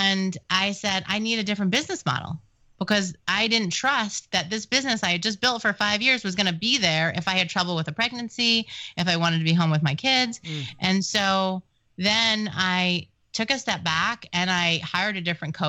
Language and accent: English; New York, United States; I'm Jewish and from New York